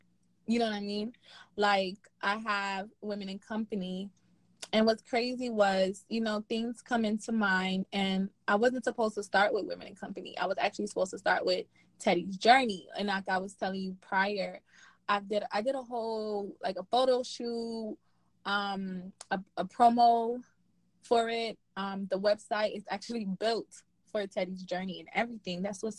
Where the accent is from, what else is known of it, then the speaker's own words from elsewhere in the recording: Haiti; So, like I said, I'm from Haiti, right? I'm from Haiti, and one thing, in any platform and anywhere I go, two things you're going to know about me.